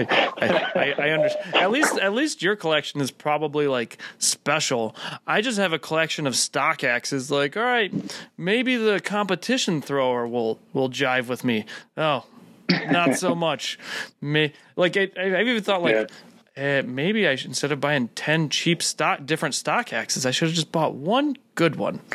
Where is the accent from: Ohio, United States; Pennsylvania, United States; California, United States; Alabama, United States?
Ohio, United States; Cleveland; moved away as an adult; now in Oklahoma, United States; I'm from Cleveland, so it's like first 24 years of my life